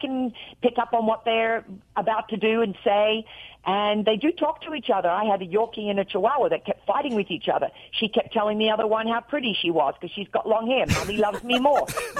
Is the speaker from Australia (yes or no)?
yes; Australia; now in United States; When I talk to my sister on the phone in Australia, I get off there and I'm real Australian. And when I was doing acting and I was trying to do American act, you know, commercials and things when I first arrived in America